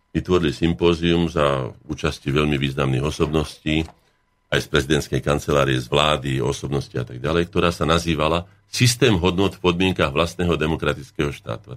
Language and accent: Slovak; Slovakia; som Slovák predovšetkým